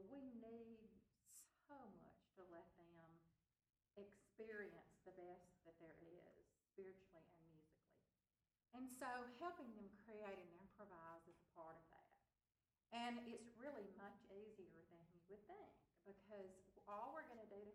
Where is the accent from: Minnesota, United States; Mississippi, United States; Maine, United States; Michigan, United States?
Mississippi, United States; my family really, you know, we're from Mississippi in the South